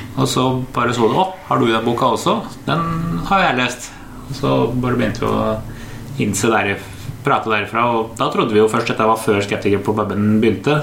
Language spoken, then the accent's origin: Norwegian; Oslo, Norway; kjellerstua hjemme på Høybråten